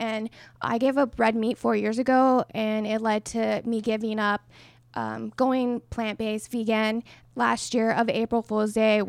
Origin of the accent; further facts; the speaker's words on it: New Mexico, United States; I'm from New Mexico. I played at a D2 Western New Mexico University.